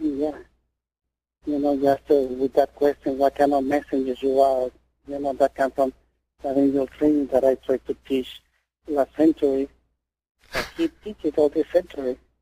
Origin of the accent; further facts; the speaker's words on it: Mexico; I was born in Mexico.